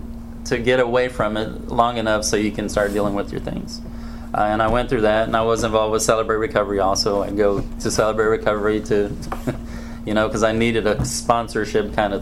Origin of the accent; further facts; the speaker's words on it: Brazil; born there; And I was born in Brazil. I'm a missionary's kid